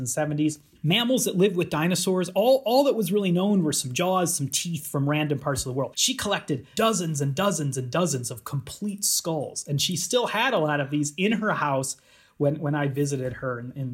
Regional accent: Chicago, Illinois, United States; moved away as an adult; now in Edinburgh, United Kingdom; I'm American. I grew up around Chicago, but I've been for about the past decade here at the University of Edinburgh in Scotland

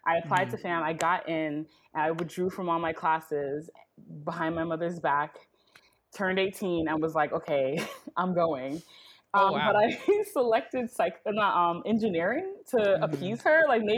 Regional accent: New York, United States; I am a first generation American born and raised in New York, to a Trinidadian family.

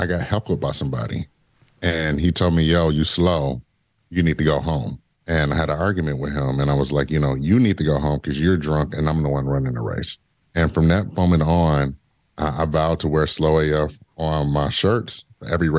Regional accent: Detroit, Michigan, United States; Growing up in Detroit was rough

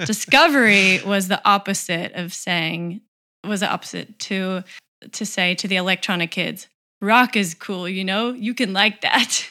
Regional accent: Tennessee, United States; I'm from Tennessee

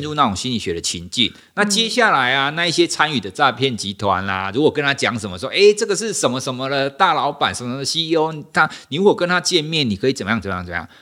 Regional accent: Taiwan; 我们就是国人嘛，我们都是台湾人嘛

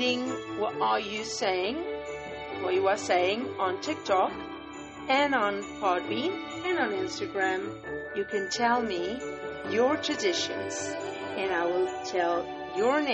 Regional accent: Northern Portugal, Portugal; moved away; my hometown in Portugal, north of Portugal.

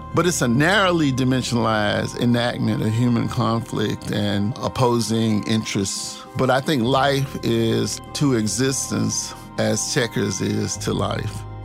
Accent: Clarksdale, Mississippi, United States; also born or lived in Tupelo, Mississippi; I grew up in the Delta, the Mississippi Delta. I grew up kinda in two places. I was born in Tupelo, Mississippi

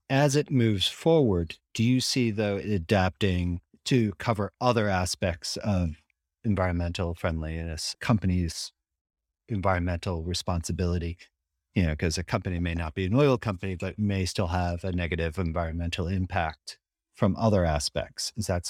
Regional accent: United States; And as someone who lives in Europe, and I'm an American through and through

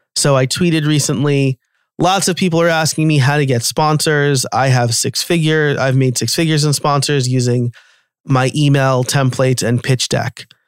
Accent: New York, United States; now in Pennsylvania, United States; I'm from New York

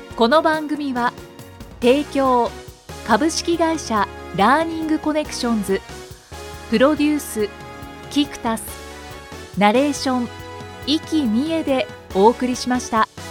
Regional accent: Kyushu, Japan; 私は九州出身なので

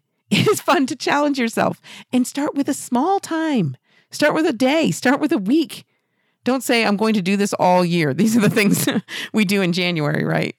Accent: New Hampshire, United States; Exeter, New Hampshire, right here in my home state

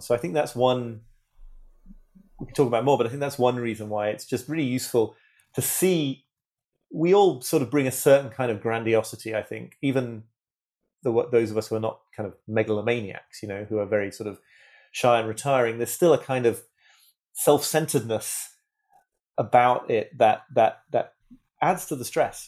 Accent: United Kingdom; I'm British

